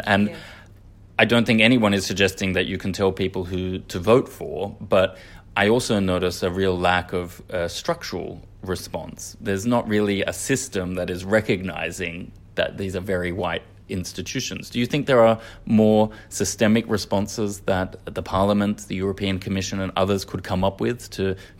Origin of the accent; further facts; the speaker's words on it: Australia; And as an Australian, that was something that I took for granted.